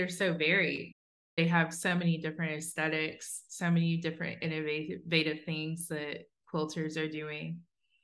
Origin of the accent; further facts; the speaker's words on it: Southwest Ohio, United States; I grew up in Southwest Ohio